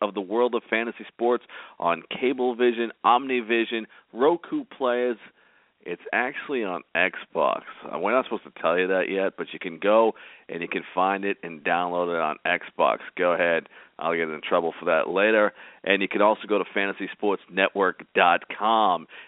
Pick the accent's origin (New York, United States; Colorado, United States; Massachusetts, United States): Massachusetts, United States; Boston; which is where I grew up